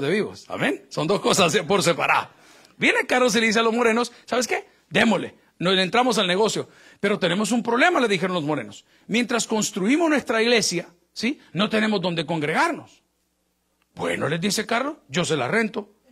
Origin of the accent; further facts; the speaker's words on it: El Salvador; now in United States; yo que soy latino y salvadoreño